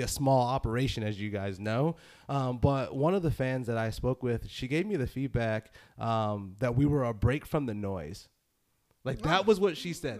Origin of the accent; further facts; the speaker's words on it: Northeast, United States; I'm from the Northeast. Is that is that something that makes me sound nasally?